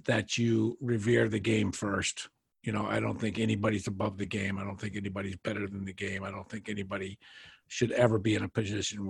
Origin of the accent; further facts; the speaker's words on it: New Hampshire, United States; I grew up in New Hampshire